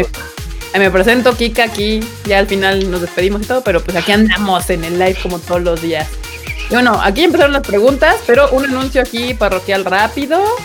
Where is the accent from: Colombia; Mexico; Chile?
Mexico; Mexico City; todos los integrantes de este podcast somos residentes de la CDMEX